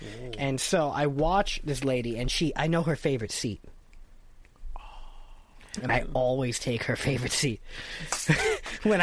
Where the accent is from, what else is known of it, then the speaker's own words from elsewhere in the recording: United States; you would never know I'm from America, unless I spoke.